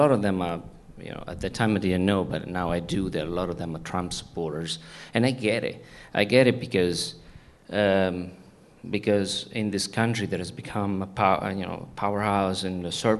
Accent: Italy; accent: Italian; English is a second language; now in United States; I was born in Italy. In the US, small town. If I know I don't have an accent anymore, but I used to have an Italian. Yeah, I'm from Italy, and a small town, blue collar, shoe working, people

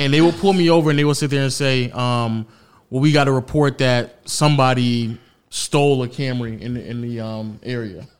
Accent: United States; as an American

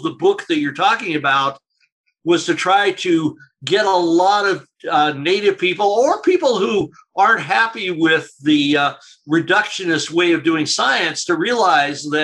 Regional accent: Canada; as a Canadian

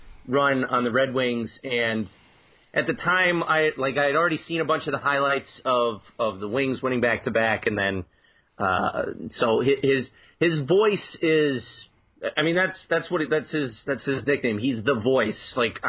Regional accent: Chicago, Illinois, United States; now in Detroit, United States; Well, I growing up in Chicago, I started listening and watching hockey.

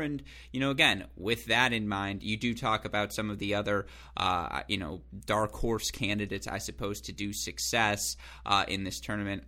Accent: West Bloomfield, Michigan, United States; from my hometown, Go Sports Club West Bloomfield

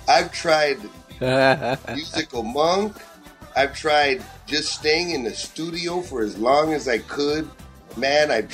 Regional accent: Southern California, United States; a young American kid growing up in Southern California

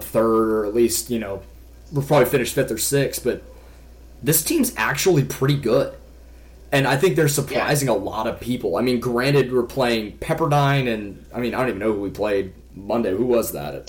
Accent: Kansas City, United States; I'm from the Kansas City area

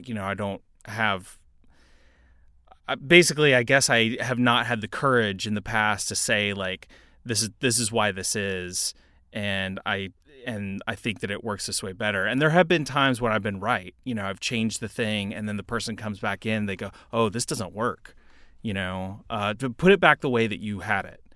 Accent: Knoxville, Tennessee, United States; also born or lived in Houston, Texas; I was born in Houston, Texas, raised for a little bit of my life there, but mostly grew up in Knoxville, Tennessee

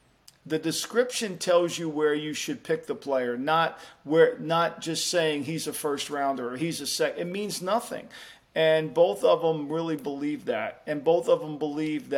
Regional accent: Jersey Shore, New Jersey, United States; I grew up on the Jersey Shore

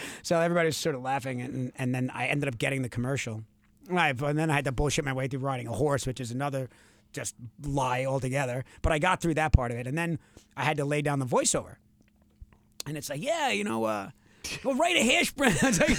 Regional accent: New York, United States; accent: Long Island; my Long Island accent used to be, I mean, honestly, you would need subtitles to understand

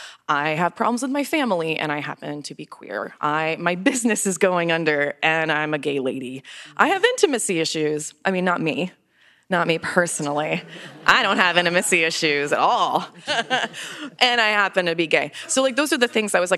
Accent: Florida, United States; I'm from Florida. I love Florida. I've lived there my whole life.

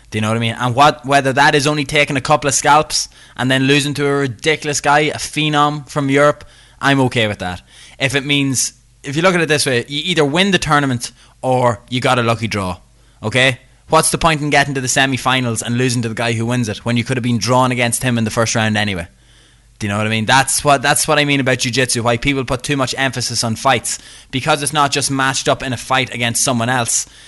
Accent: northeast of Ireland, Ireland; I'm from the north of, Ireland. I don't live in Northern Ireland. Yeah, I'm from, from the northeast of Ireland.

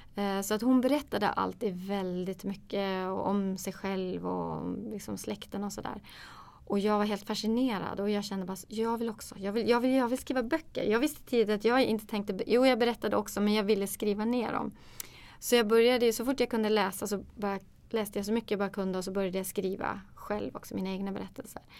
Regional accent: Kiruna, Norrbotten County, Sweden; Ja, jag är ju född och uppvuxen i Kiruna.

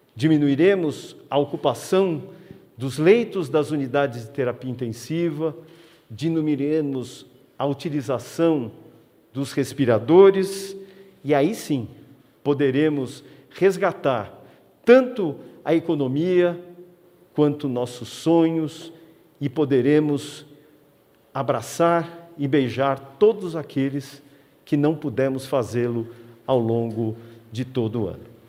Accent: Brazil; como brasileiros

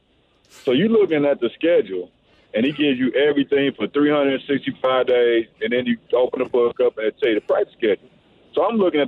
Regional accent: Missouri, United States; my home state, 2 hours from home

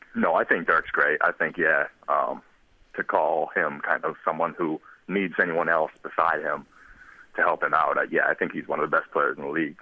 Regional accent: Maine, United States; I grew up in Maine

